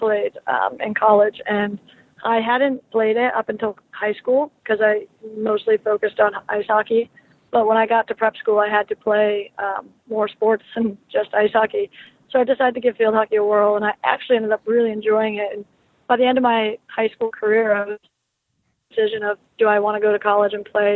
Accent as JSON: {"language": "English", "region": "Massachusetts", "country": "United States", "tie": "born or raised there", "said": "I'm originally from Massachusetts, so I was always a Bruins fan growing up"}